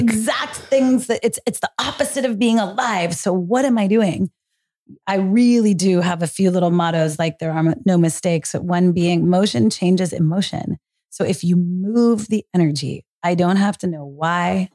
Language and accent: English; Marin County, Northern California, United States; Growing up in Marin County, Northern California